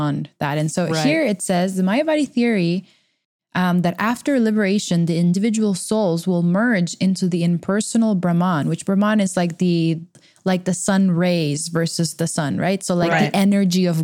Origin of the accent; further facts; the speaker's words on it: Texas, United States; both from Texas